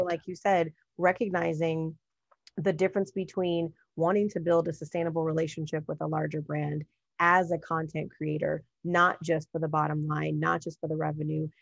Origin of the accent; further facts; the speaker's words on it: Los Angeles, California, United States; also born or lived in Apple Valley, California; I'm originally from Southern California and, you know, born and raised in the Los Angeles area, and when I was going into the seventh grade, we also left